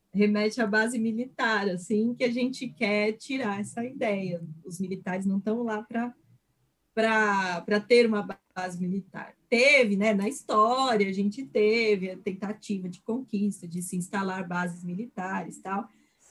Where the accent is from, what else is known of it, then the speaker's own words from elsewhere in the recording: Brazil; moved away as an adult; also born or lived in Barcelona; eu sou do Brasil, saí do Brasil com uma bolsa